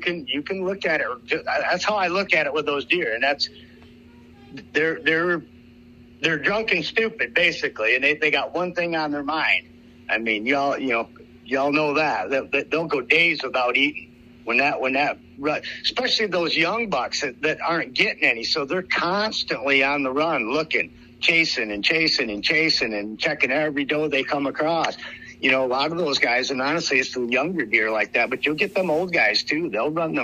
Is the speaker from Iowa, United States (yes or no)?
yes; Iowa, United States; I am from Iowa